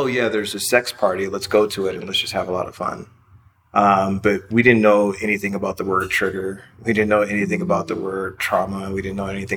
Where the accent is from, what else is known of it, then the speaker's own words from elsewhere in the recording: Los Angeles, California, United States; moved away as an adult; also born or lived in Brooklyn, New York; I'm from Los Angeles, California